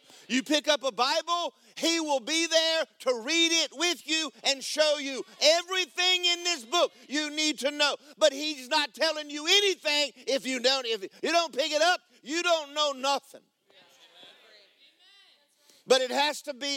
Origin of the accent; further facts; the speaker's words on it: Georgia, United States; I grew up in Georgia